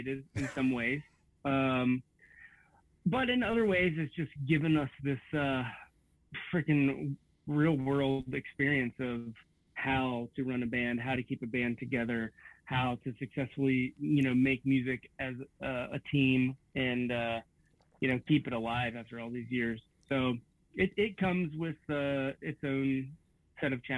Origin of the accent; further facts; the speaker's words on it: Bethel, Ohio, United States; my hometown of Bethel, Ohio is 500 miles away from Memphis.